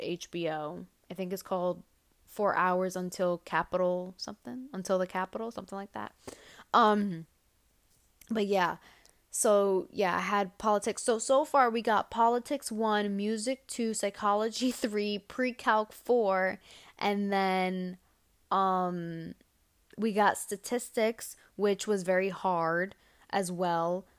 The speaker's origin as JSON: {"language": "English", "town": "New York City", "region": "New York", "country": "United States", "said": "as a New Yorker"}